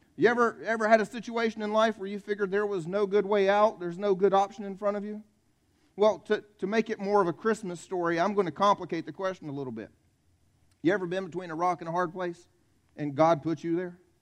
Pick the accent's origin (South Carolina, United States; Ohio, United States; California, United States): South Carolina, United States; I'm from South Carolina. I grew up here, born and raised here